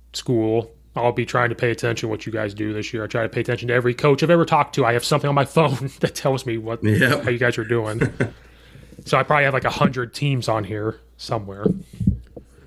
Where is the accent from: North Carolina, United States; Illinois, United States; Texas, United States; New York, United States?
Illinois, United States; central; now in Chicago suburbs, United States